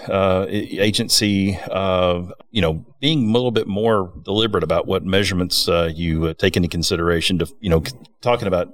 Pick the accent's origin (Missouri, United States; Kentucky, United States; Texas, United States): Kentucky, United States; West Liberty; I'm from West Liberty, Kentucky.